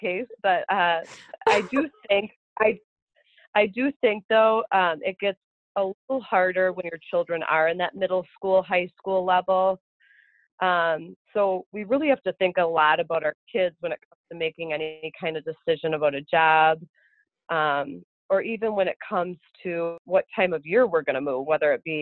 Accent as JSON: {"language": "English", "town": "Madison", "region": "Wisconsin", "country": "United States", "tie": "born or raised there", "moved": "as an adult", "said": "I grew up in Madison, Wisconsin my whole life"}